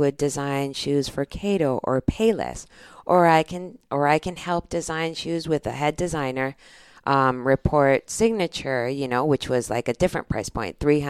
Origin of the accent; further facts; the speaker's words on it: Pittsburgh, Pennsylvania, United States; born there; I was born in Pittsburgh, Pennsylvania, as you already know.